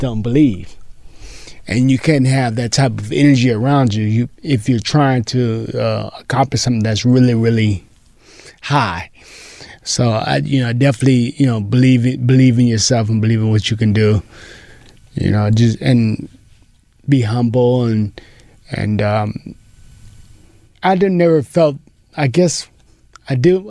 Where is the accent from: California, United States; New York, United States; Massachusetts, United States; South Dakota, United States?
California, United States; Pomona; I was Pomona